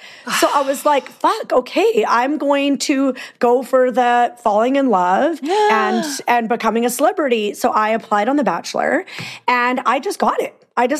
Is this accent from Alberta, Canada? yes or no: yes; Peace River, Alberta, Canada; born or raised there; accent: Canadian; moved away as an adult; also born or lived in Vancouver